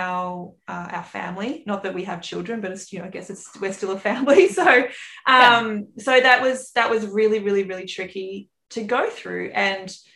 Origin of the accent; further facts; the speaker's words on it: Australia; accent: bogan Aussie; the bogan Aussie accent on this side